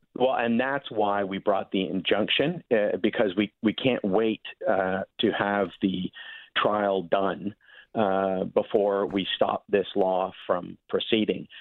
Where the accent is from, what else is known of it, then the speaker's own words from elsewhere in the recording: Victoria, British Columbia, Canada; my hometown in Victoria, BC.